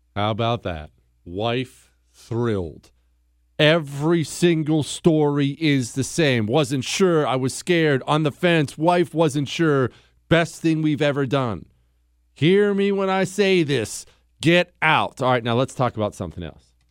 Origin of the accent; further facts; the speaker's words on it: the Rockies, United States; I grew up in the Rockies